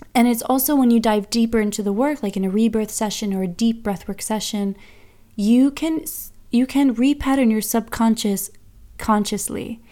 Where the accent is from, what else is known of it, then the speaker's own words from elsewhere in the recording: United States; now in Bergen, Norway; I'm American